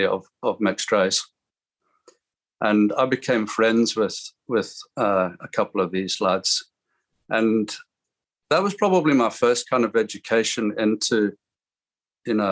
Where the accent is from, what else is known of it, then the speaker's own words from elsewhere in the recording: Zimbabwe; now in Glasgow, United Kingdom; I was born in Zimbabwe, or Rhodesia as it was called then